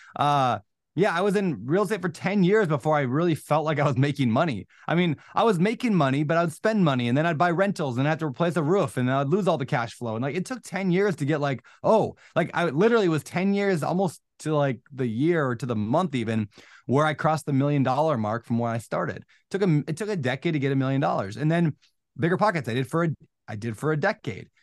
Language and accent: English; Minnesota, United States; moved away as an adult; also born or lived in Washington; I grew up in Minnesota, college, met my girl, moved to Washington, got married